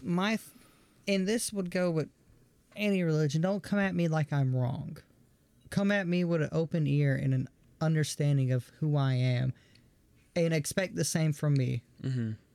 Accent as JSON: {"language": "English", "region": "the South", "country": "United States", "tie": "born or raised there", "said": "growing up in the South"}